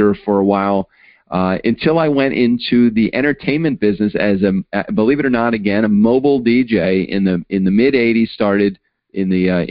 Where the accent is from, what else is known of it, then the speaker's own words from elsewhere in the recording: Baltimore, Maryland, United States; I grew up in Baltimore, not on the streets of Baltimore, but in a suburb of Baltimore